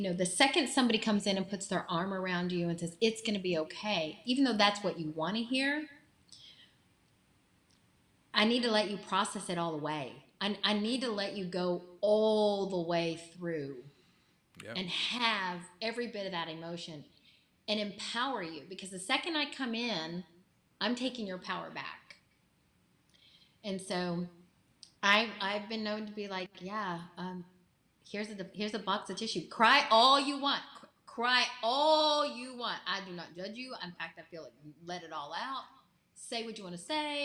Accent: Texas, United States; I'm from Texas. I got strong Texas women in me

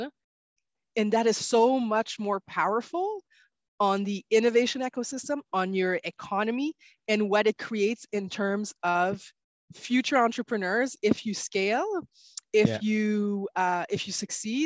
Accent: Quebec, Canada; we're from Quebec

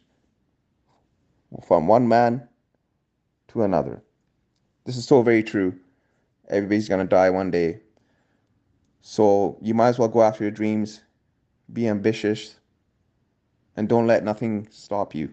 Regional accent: Vancouver, British Columbia, Canada; I'm a Canadian author from Vancouver, British Columbia

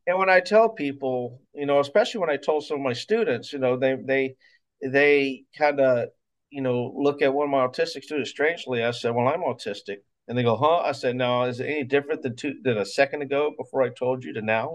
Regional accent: Mobile, Alabama, United States; moved away as an adult; also born or lived in Florida; now in Mount Dora, United States; I'm from born and raised in Mobile, Alabama

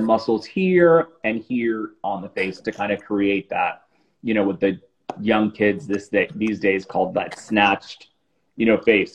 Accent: Miami, Florida, United States; moved away as an adult; also born or lived in New York; I moved back to South Florida, which is where I'm from. I'm from Miami

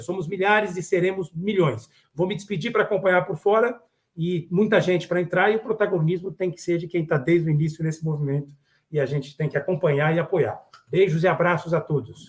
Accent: Brazil; como brasileiro, como cidadão

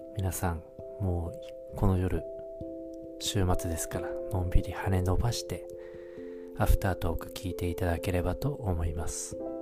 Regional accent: the northern part of Japan, northern Japan, Japan; now in Tokyo, Japan; 僕あの生まれは北国の方なんですけども

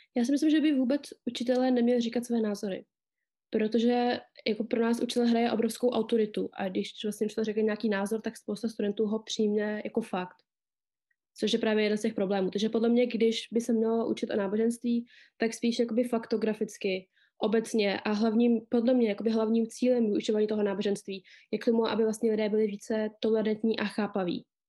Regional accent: Czechia; Narodila jsem se tady v České republice

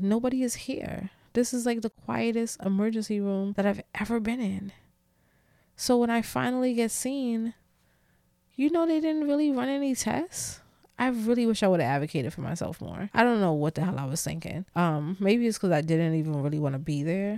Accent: New York City, New York, United States; I'm such a New Yorker, like, a city girl, New Yorker

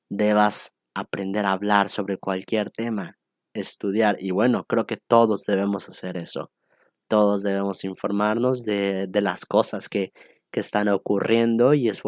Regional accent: Cancún, Quintana Roo, Mexico; also born or lived in Estado de México / Costa Rica; Yo nací en el Estado de México y cuando era más chiquito nos mudamos a la ciudad de Cancún, donde es actualmente resido aquí en este bello turístico lugar paradisiaco del Caribe mexicano.

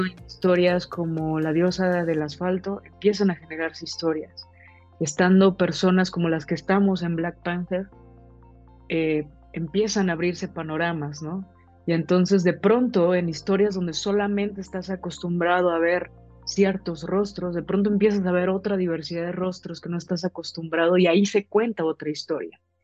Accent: Mexico; nosotros como mexicanas, como mexicanos, tenemos diferentes historias de vida

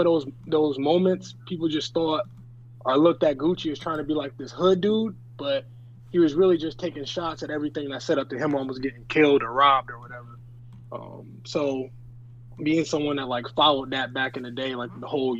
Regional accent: Rochester, New York, United States; I grew up in Rochester, New York

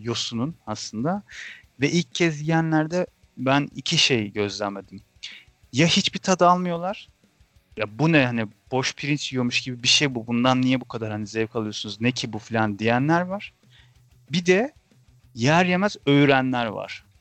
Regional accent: Ankara, Turkey

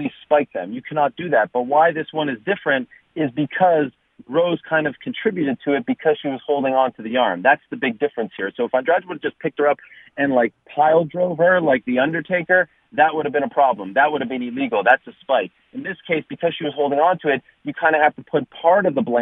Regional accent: Canada; the prodigal son from my home country of Canada

